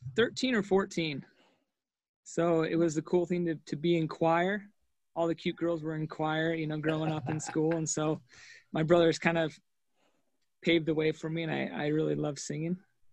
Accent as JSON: {"language": "English", "town": "Murray", "region": "Utah", "country": "United States", "tie": "born or raised there", "also_born_or_lived": "Orem, Utah", "said": "I'm from Orem, and I grew up in Murray."}